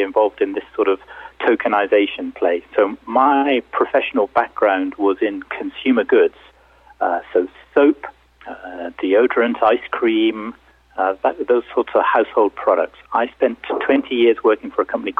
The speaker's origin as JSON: {"language": "English", "country": "United Kingdom", "also_born_or_lived": "London", "said": "I'm British, as you can tell from my dulcet tones. I'm based in London in the UK."}